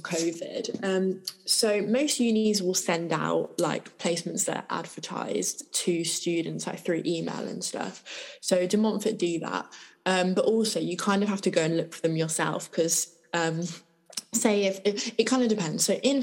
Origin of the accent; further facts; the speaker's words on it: Midlands, United Kingdom; moved away as an adult; now in London, United Kingdom; I've obviously like lived in the Midlands my whole life.